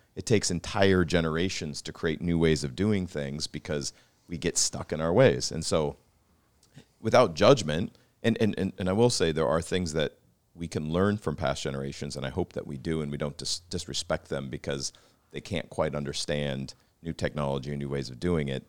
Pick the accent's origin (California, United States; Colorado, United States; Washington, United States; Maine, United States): Washington, United States; Pacific Northwest, outside of Seattle; I grew up in the Pacific Northwest in a sister city to Vancouver outside of Seattle